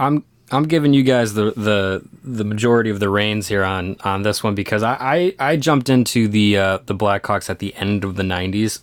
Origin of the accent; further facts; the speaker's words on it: Kenosha, Wisconsin, United States; I grew up in Kenosha.